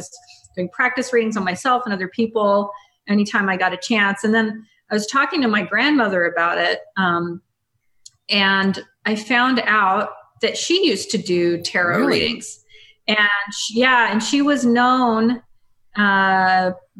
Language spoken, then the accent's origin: English; Mississippi, United States; now in Portland, United States; I grew up in Mississippi